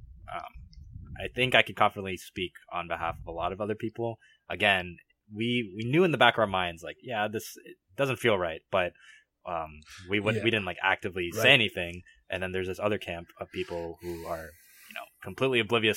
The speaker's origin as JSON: {"language": "English", "region": "Virginia", "country": "United States", "said": "we're from Virginia"}